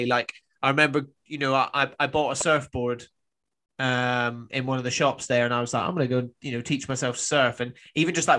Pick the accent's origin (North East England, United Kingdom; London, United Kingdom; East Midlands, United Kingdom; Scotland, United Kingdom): Scotland, United Kingdom; Highlands of; moved away as an adult; also born or lived in Australia; I grew up in the Highlands of Scotland.